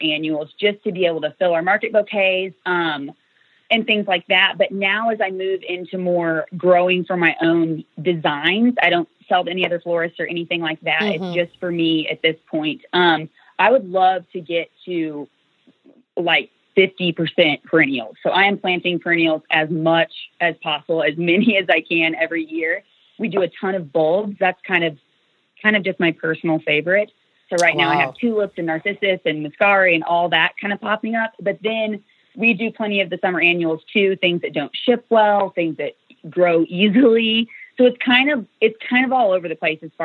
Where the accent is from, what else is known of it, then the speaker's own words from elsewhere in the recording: Kansas, United States; moved away as an adult; also born or lived in Northern Illinois; now in Illinois, United States; I'm originally from Kansas. I really actually haven't lived in Illinois for that long.